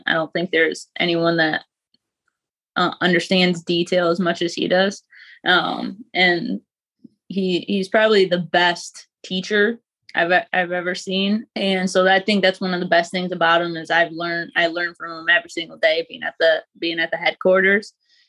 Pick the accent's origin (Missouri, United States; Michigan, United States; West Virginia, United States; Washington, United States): Michigan, United States; Grand Rapids; Grand Rapids, Michigan.